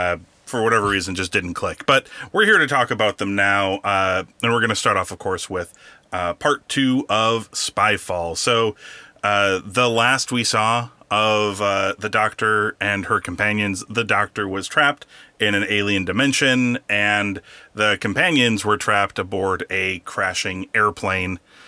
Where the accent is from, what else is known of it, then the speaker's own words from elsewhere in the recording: United States; I, as an American